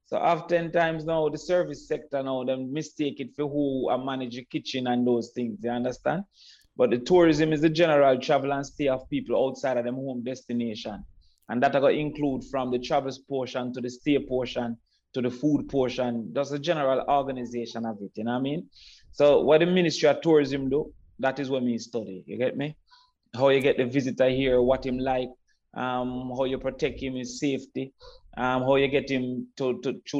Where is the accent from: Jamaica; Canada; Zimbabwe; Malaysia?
Jamaica; Kingston; So I grew up off Waltham Park, Hagley Park intersection, one thirty.